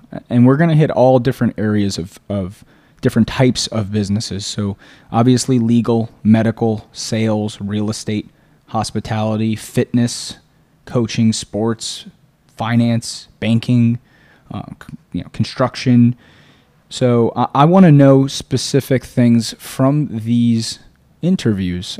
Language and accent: English; South Florida, United States; also born or lived in Boca Raton / Weston / Fort Lauderdale / Tallahassee; I was born and raised in South Florida